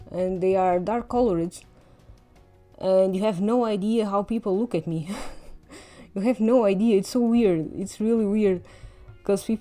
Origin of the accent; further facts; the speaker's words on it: Portugal; accent: Portuguese; English is a second language; even though my accent is a little uh, subtle because i've i've heard english all my life and doesn't get too perceptible